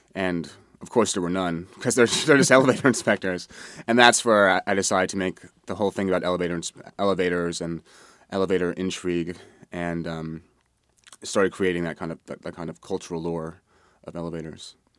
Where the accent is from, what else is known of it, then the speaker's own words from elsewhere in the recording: New York City, New York, United States; I grew up in Manhattan